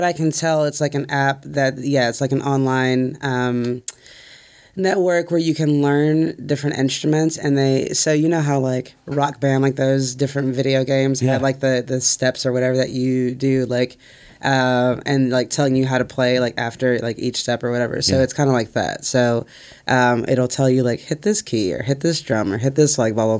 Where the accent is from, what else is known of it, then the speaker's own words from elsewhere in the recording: Detroit, Michigan, United States; also born or lived in Texas / Jordan; now in Nashville, United States; I'm from Detroit